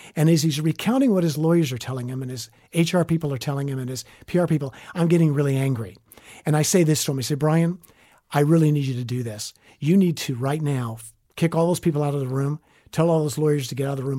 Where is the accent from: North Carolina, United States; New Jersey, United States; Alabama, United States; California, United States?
Alabama, United States; Northwest Florida, Southern; moved away as an adult; also born or lived in New York City / Washington; I'm a Southern boy. I grew up in Southern Alabama, Northwest Florida.